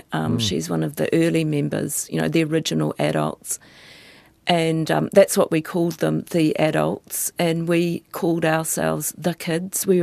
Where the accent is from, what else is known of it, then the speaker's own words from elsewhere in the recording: New Zealand; When I was a child, we grew up in Tuturangi.